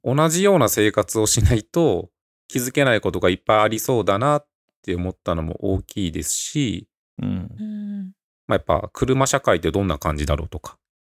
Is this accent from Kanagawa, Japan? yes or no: no; Osaka, Japan; moved away as an adult; also born or lived in Tokyo; now in Nagano, Japan; 僕がその大阪で生まれ育った